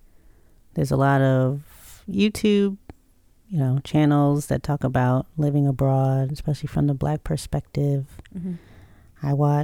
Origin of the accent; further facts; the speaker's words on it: United States; because I'm an American, quote unquote